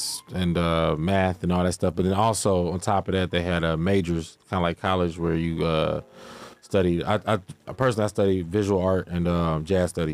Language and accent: English; Cincinnati, Ohio, United States; I grew up in this area called Lincoln Heights